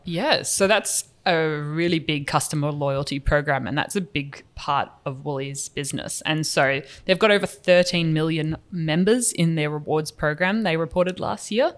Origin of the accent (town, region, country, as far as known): New Zealand